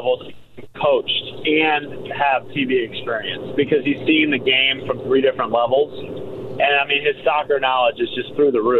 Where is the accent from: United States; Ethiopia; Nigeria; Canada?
United States; St. Louis, Missouri; moved away; growing up in St. Louis